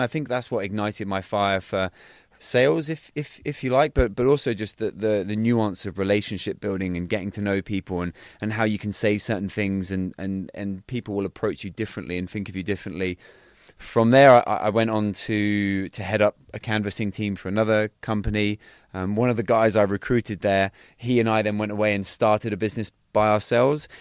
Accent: Cornwall, South West England, United Kingdom; I'm originally from Cornwall, so down in, in, in Cornwall.

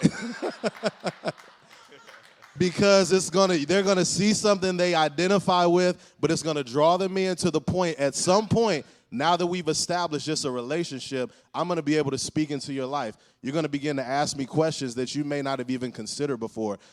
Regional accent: Cleveland, Ohio, United States; I'm from Cleveland, but working with the Cavs

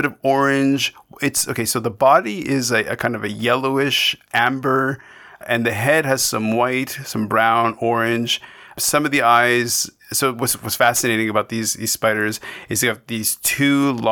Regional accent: Canada

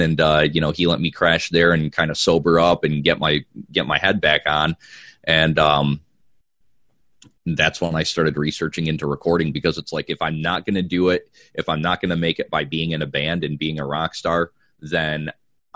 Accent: Watertown, New York, United States; now in Georgia, United States; I'm personally from Watertown up by Syracuse

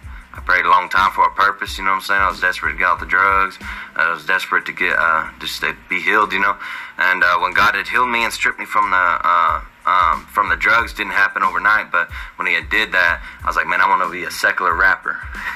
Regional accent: Joplin, Missouri, United States; I'm from Joplin, Missouri.

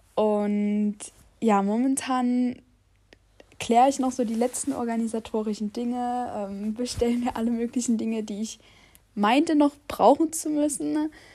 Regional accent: Saxony, Germany; Ich bin 19 Jahre alt und ich komme aus Sachsen

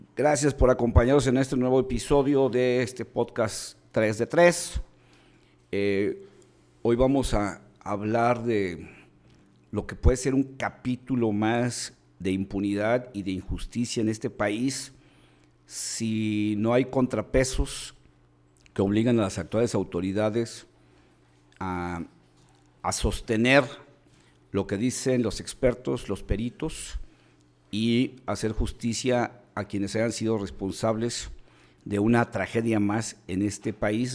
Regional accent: Mexico; busquemos como mexicanos

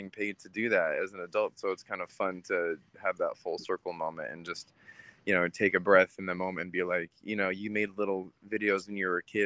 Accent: Utah, United States; also born or lived in Pennsylvania; now in California, United States; I'm Jewish, and so growing up in Utah was definitely interesting

